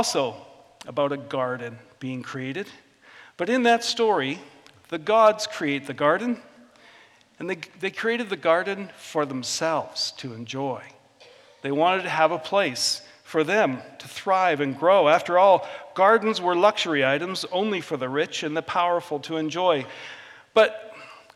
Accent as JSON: {"language": "English", "area": "Vancouver Island", "region": "British Columbia", "country": "Canada", "tie": "born or raised there", "said": "I grew up in Vancouver Island"}